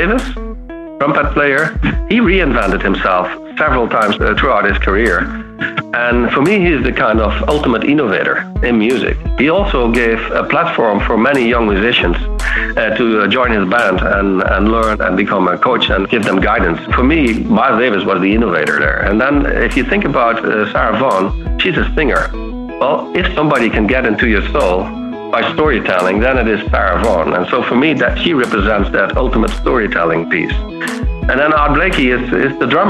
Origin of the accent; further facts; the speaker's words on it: southern Netherlands, Netherlands; moved away; I grew up in the south of the Netherlands. So I'm a Dutch boy here